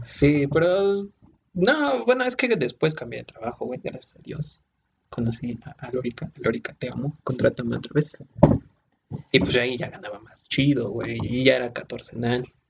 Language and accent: Spanish; Puebla, Mexico; Nosotros somos de Puebla